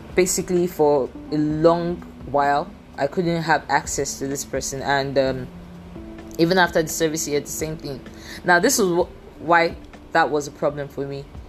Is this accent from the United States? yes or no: no; Nigeria; accent: Nigerian English; I am a Nigerian. I I have a degree in English. I am confident in the fact that to a very good extent my English is good. I just speak a different variation of English language, which is the Nigerian English language